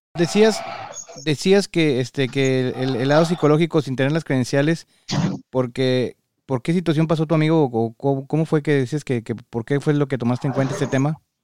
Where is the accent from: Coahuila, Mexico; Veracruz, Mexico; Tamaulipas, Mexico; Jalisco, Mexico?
Coahuila, Mexico; Parras; now in United States; Yo soy de Parras